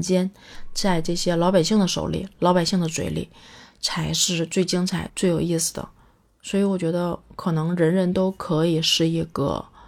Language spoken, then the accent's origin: Chinese; Northeast China, China; 我小时候在东北